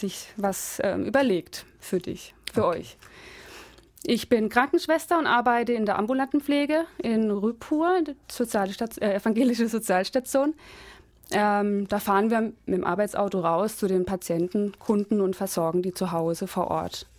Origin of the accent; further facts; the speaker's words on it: Freiburg area, Baden-Württemberg, Germany; moved away; wo ich herkomme. Freiburger Gegend.